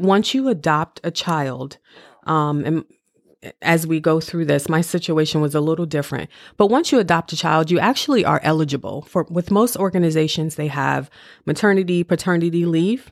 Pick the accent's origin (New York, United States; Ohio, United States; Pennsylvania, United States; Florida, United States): Ohio, United States; Cleveland; moved away as an adult; now in Maryland, United States; I'm from Cleveland, Ohio